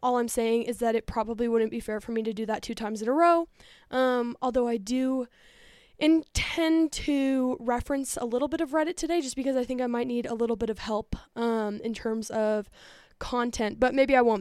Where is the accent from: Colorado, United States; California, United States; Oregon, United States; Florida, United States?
Colorado, United States; outside of Denver; born or raised there